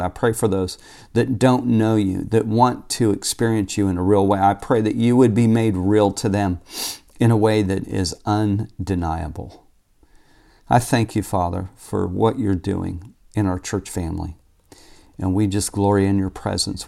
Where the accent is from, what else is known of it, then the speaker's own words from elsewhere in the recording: Tulsa, Oklahoma, United States; moved away as an adult; also born or lived in Phoenix, Arizona; I grew up in Tulsa, Oklahoma, and was born and raised there, lived there until I was twenty-five years old when I moved to Phoenix